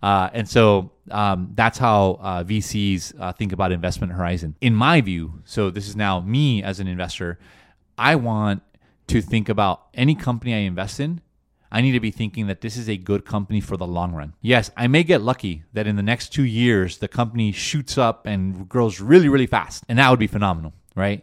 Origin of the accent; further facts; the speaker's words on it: Los Angeles, California, United States; first language Spanish; English is a second language; I'm from LA. I was born and raised here in the States